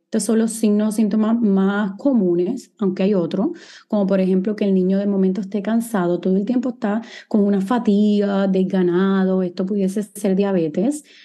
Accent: San Juan, Puerto Rico; moved away as an adult; also born or lived in Guadalajara, Mexico / New York, United States / Los Angeles, United States / Miami, United States; Soy boricua, nací aquí en San Juan, Puerto Rico, y viví aquí hasta que tenía, ¿verdad? Hasta que hice mi bachillerato en biología en la Universidad de Río Piedras

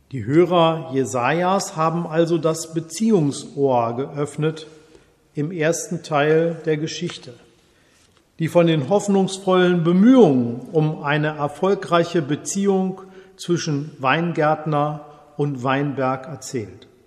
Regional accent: Germany; Als Deutscher frage ich mich seit meiner Schulzeit

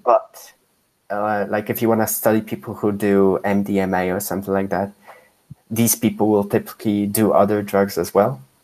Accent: Poland; moved away; when I was growing up in Poland

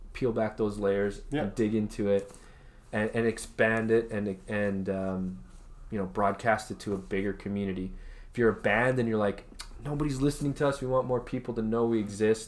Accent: Canada; We're good Canadian boys

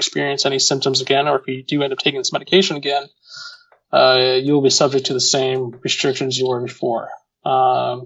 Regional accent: Connecticut, United States; moved away as an adult; also born or lived in Manchester, New Hampshire; where I grew up in Connecticut, to my primary physician at that time, back home in Connecticut

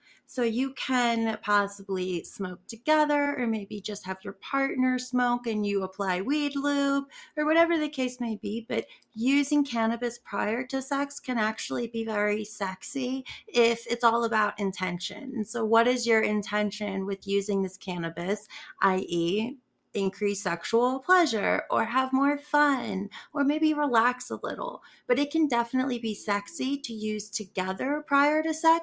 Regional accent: North Carolina, United States; moved away as an adult; now in Denver, United States; So I'm from North Carolina, and where I lived, like I said, was the rural South

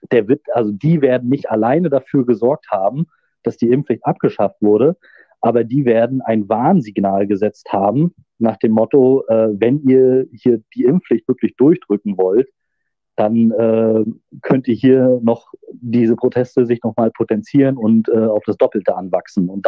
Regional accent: Rostock, Mecklenburg-Vorpommern, Germany; ich erinnere da nur so an meine, meine, meine Heimatstadt in Rostock

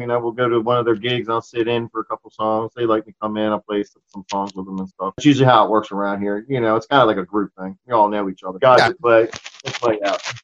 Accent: Towson, Maryland, United States; I grew up in in Towson. I don't know if you ever heard of it. It's outside Baltimore

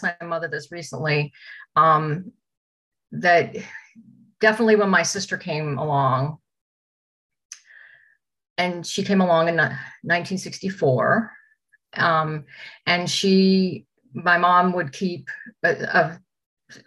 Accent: St. Louis, Missouri, United States; I was born in St. Louis

